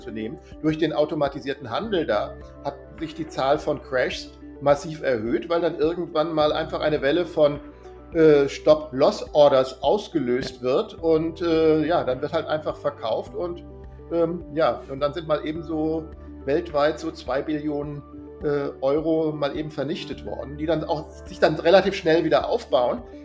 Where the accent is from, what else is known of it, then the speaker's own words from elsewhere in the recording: Germany; als Deutscher